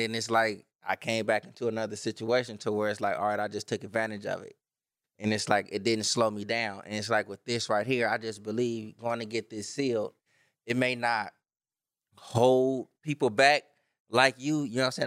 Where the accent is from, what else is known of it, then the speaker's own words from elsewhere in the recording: Los Angeles, California, United States; I'm from Watts